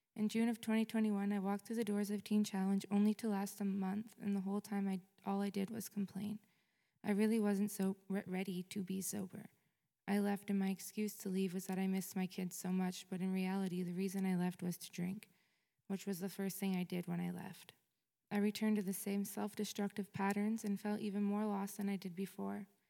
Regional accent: Fort Erie, Ontario, Canada; I was born in Fort Erie, Ontario

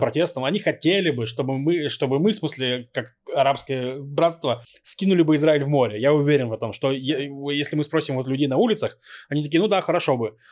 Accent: Novosibirsk, Novosibirsk Oblast, Russia; now in Israel; я рос в Новосибирске, в очень благополучном районе.

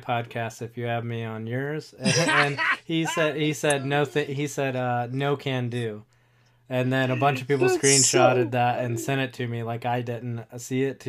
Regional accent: North Carolina, United States; I'm from North Carolina

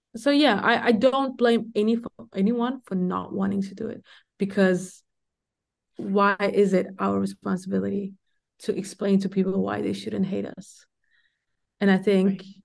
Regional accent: Denmark; I grew up in Denmark

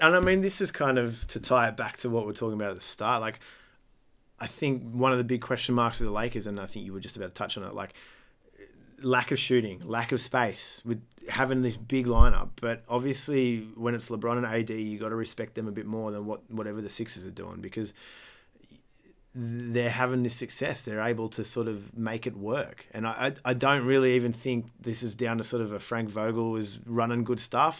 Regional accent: Australia

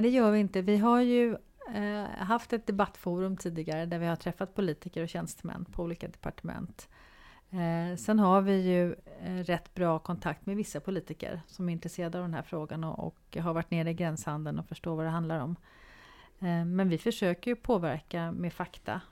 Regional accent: Sweden

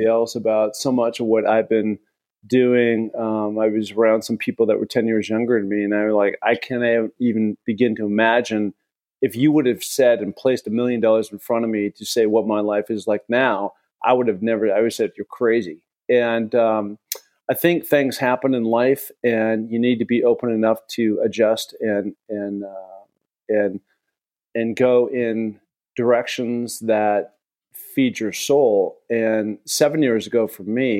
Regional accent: Seattle, Washington, United States; growing up in Seattle, I've spent a ton of time in the Cascades

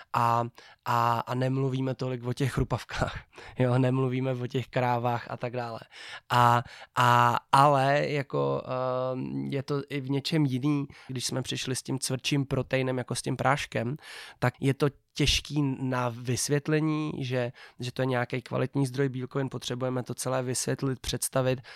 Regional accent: Czechia; jak jsem Čech

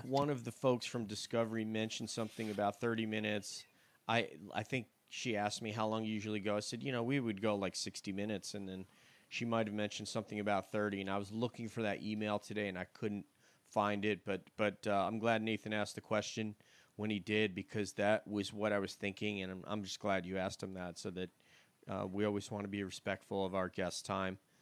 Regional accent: New York, United States; growing up in the South or myself in New York

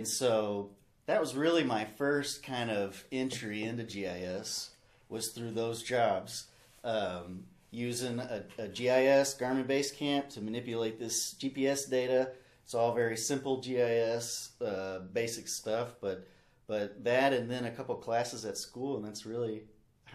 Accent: Russellville, Arkansas, United States; moved away as an adult; now in Pierre, United States; I'm from Russellville, Arkansas, and I went to Arkansas Tech there in Russellville

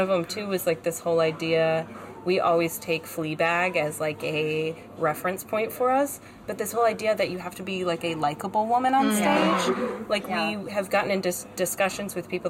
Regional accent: South Carolina, United States; now in New York, United States; I grew up in South Carolina, the South.

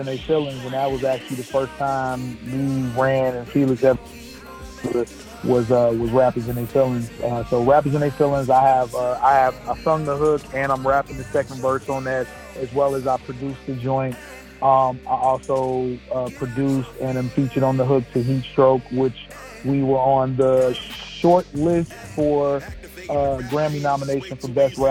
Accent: Chicago, Illinois, United States; moved away as an adult; now in Phoenix, United States; I'm originally from Chicago, Illinois, born and raised

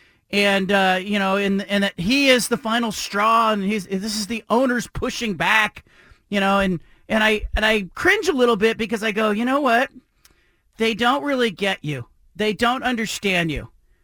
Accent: Bay Area, California, United States; now in Portland, United States; I tell my friends who I grew up with in the Bay Area

